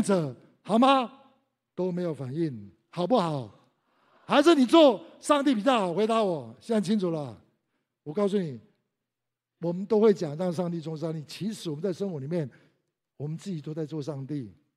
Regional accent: Taiwan; 我们都在台湾长大

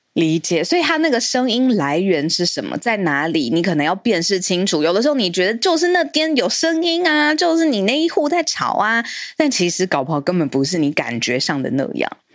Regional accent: Taiwan; 身为台湾人

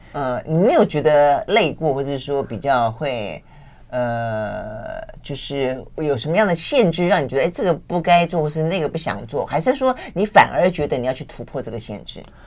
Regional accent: Tainan, Taiwan; 我们老家 ，呃，就是台南，或是再往南一点，我妈的娘家屏东

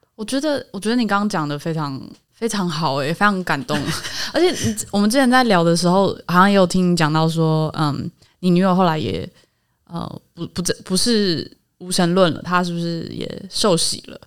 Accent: Taipei, Taiwan; 我们家在台北市长大，然后是，呃，希望台湾独立的

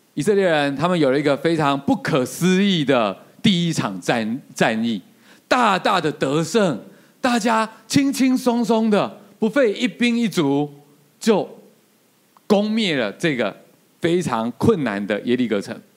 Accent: Taiwan; 我们台湾人

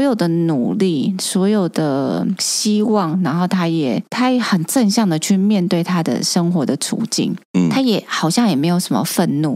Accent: Taiwan; 我们绝对会说我们是台湾人

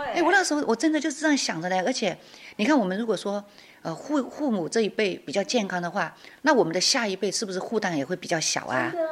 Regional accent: Guilin, Guangxi, China; moved away as an adult; now in Chiayi, Taiwan; 我的干贝酱是融入了我们桂林的元素

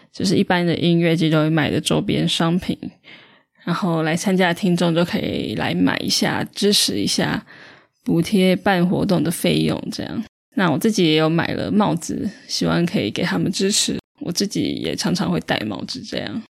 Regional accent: northern Taiwan, Taiwan; 可能也因为我是北部人的关系，所以对南部比较没有那么熟

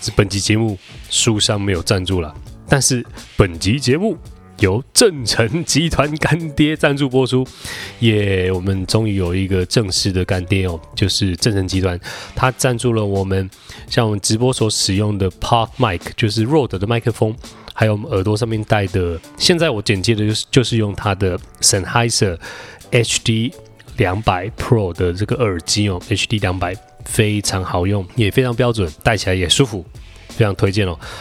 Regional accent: Fengyuan, Taichung, Taiwan; 我小时候国中的时候， 国小的时候都是在台中县的丰原市念书， 丰原国小

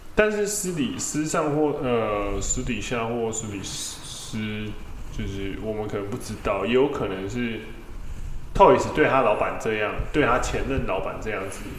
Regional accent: Taiwan; 我们台湾人

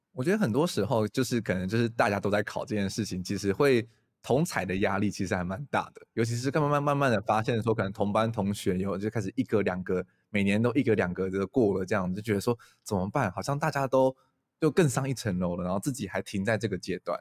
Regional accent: Taiwan; 我们台湾人其实蛮不会安慰朋友的啦

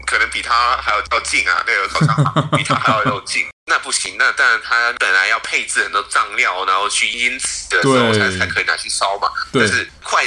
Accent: Hong Kong; 但在我们这一些香港普通人，你只要不是一天到晚都是在家吃饭的话，你肯定也是老饕了

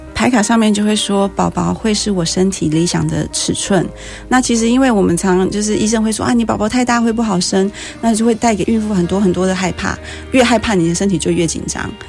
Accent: Penghu County, Taiwan; 我是澎湖人，然后哦。我从小就是 跟澎湖海豚一起长大

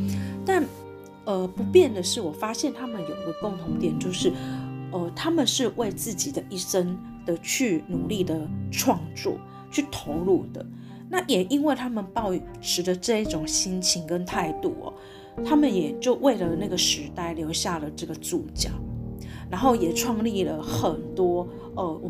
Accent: Taipei, Taiwan; 毕竟我是从 我在台北长大的，

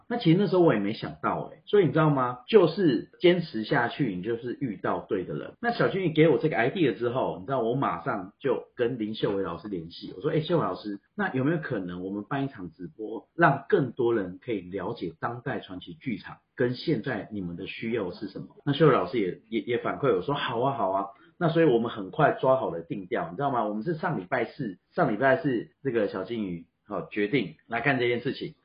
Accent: Taiwan; 我们台湾人

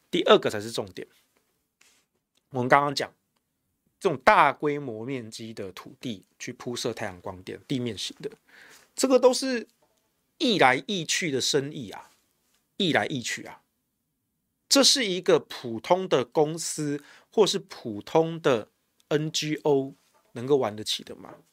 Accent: Taiwan; 我们台湾这边

